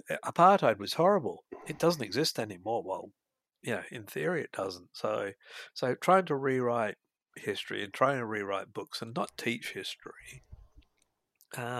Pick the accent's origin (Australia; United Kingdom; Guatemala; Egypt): United Kingdom; Scotland; moved away; we come from Scotland, we come from a poor background